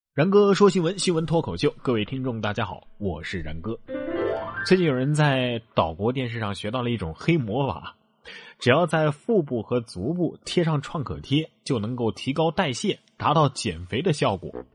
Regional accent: Sichuan, China; 咱们四川人还擅长这个

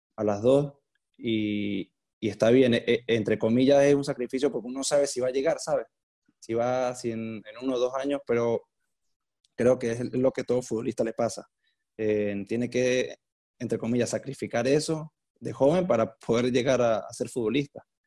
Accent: San Cristóbal, Táchira, Venezuela; now in Porto, Portugal; nací en San Cristóbal, la Táchira en Venezuela. Ahorita me encuentro en Porto, en Portugal.

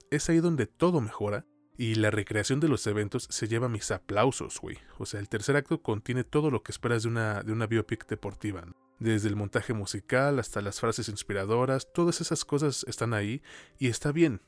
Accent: Mexico; hablando como mexicano

